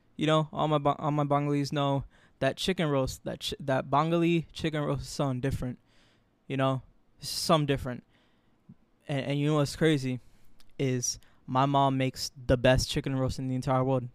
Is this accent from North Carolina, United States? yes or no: no; Florida, United States; moved away as an adult; now in New York, United States; I was born in New York, raised my whole life in Florida